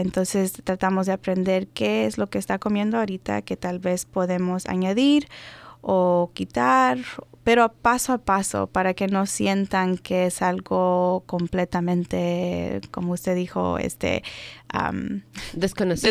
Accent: Maryland, United States; first language Spanish; nací aquí, en los Estados Unidos, en Maryland.

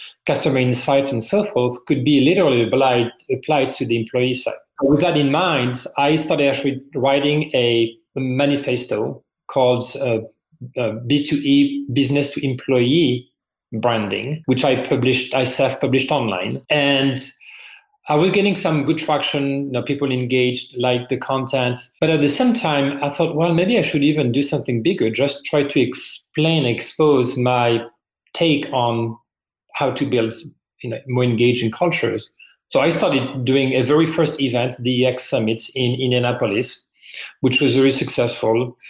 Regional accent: France; English is a second language; moved away as an adult; now in United States; As you can probably hear from my accent, I'm originally from France. I've been in the US for 18 years.

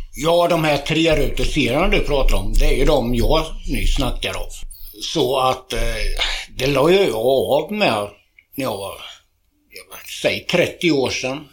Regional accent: Tranås, Jönköping County, Sweden; also born or lived in Köping / Kolsva / Västmanland; jag har bott här sedan jag var inte hundra, men fyra eller fem år

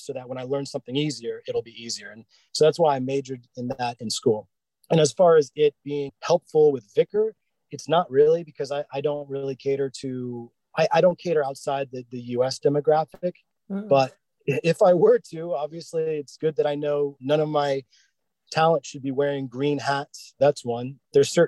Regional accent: Northern Virginia, United States; I grew up in Northern Virginia.

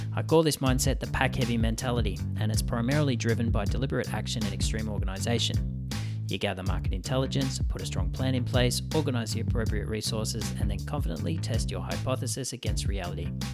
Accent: southeastern Australia, Australia; now in Canada; where I grew up in the southeastern pocket of, um, Australia

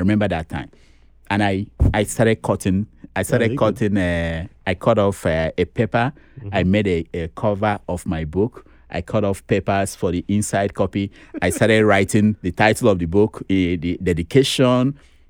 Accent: Nigeria; I didn't know how to speak Pidgin English, you know, being that I grew up in the East.

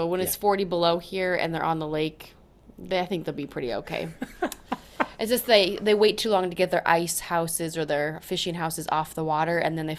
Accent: North Dakota, United States; So I moved from North Dakota, which is a small town, 1,200 people, graduating class of 34.

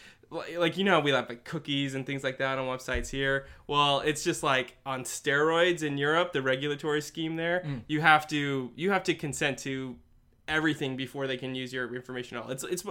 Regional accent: United States; I am wholly American, all right? I come from Puritan stock, all right?

